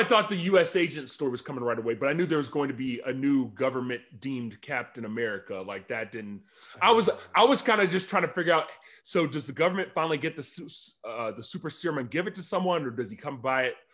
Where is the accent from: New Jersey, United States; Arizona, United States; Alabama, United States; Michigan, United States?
Alabama, United States; also born or lived in Mississippi; I, I grew up in Alabama